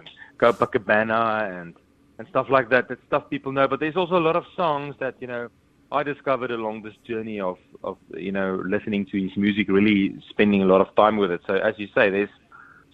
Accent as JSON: {"language": "English", "country": "South Africa", "said": "I'm from South Africa"}